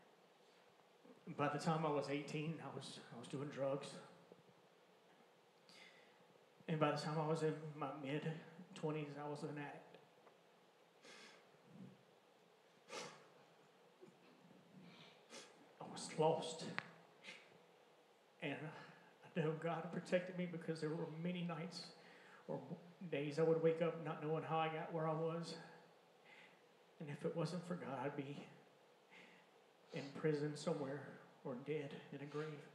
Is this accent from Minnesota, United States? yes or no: no; Alabama, United States; also born or lived in Mobile, Alabama; when I was 10, my family, we moved from Creighton, Alabama, out to Sims